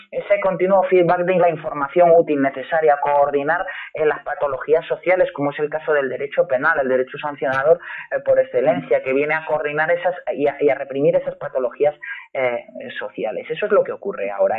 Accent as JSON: {"language": "Spanish", "country": "Spain"}